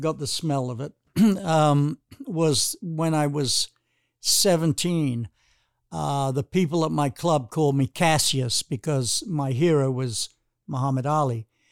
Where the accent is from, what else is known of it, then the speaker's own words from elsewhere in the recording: United Kingdom; moved away; growing up in Britain